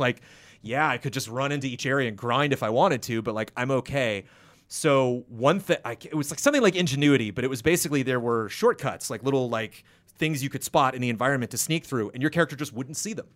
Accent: United States; being an American

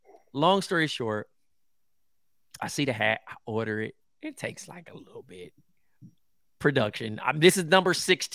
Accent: Compton, California, United States; niggas can't say I'm from L.A. I'm from Compton, California.

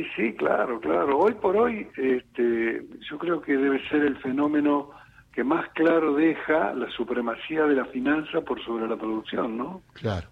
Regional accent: Argentina; en mi país

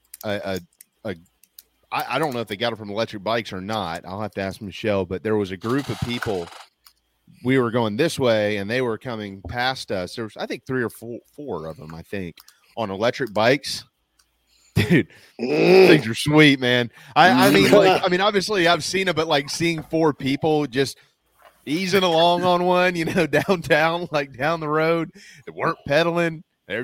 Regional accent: Mount Pleasant, South Carolina, United States; I grew up in Mount Pleasant

